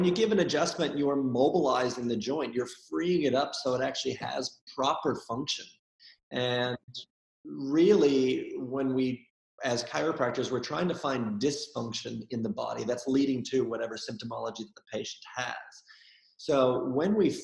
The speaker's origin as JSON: {"language": "English", "region": "Minnesota", "country": "United States", "tie": "born or raised there", "moved": "yes", "lives_now": "Sydney, Australia", "said": "where I grew up in Minnesota"}